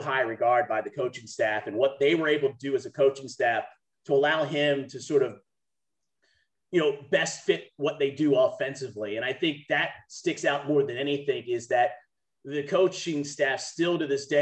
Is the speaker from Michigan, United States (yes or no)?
no; Maryland area, United States; I grew up in the Maryland area